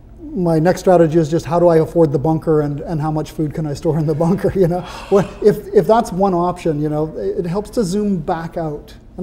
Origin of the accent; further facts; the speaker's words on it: Papua New Guinea; I was raised in Papua New Guinea, where we have more than 800 completely different cultures, languages, ways to be a good human being